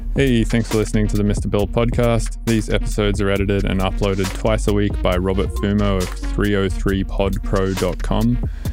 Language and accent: English; Australia; now in United States